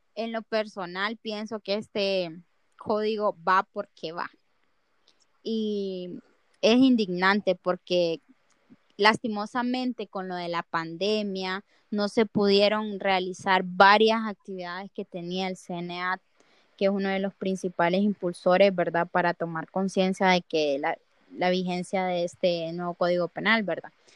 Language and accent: Spanish; Honduras; como hondureños, nos queda afrontar esto